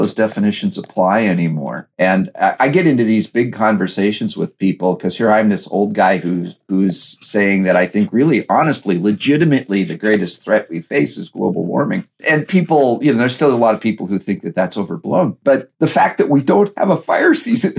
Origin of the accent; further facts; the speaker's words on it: Pacific Northwest, United States; accent: West Coast U.S.; now in Los Angeles, United States; Grew up in the Pacific Northwest